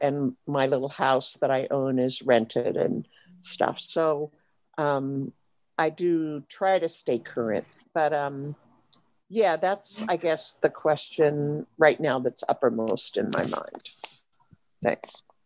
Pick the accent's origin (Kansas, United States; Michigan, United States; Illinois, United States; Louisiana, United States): Kansas, United States; Lawrence; moved away as an adult; now in West Coast, United States; I grew up in Lawrence